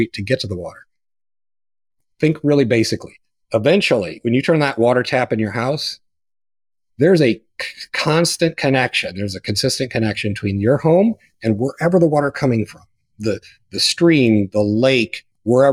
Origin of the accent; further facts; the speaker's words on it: Pleasant Plains, Illinois, United States; So I grew up in Pleasant Plains, Illinois, 654 people.